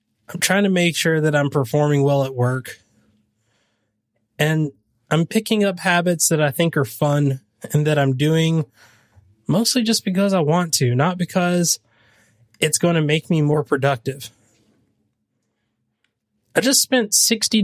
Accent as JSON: {"language": "English", "region": "the South", "country": "United States", "said": "I'm from the South"}